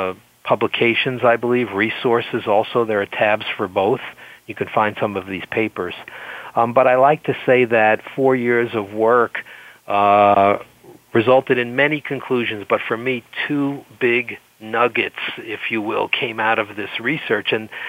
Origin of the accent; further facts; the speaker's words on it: France; accent: French; English is a second language; European, French origin, as you can hear.